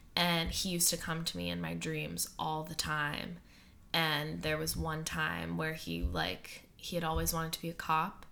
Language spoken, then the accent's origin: English; Western Massachusetts, United States; where I grew up in Western Massachusetts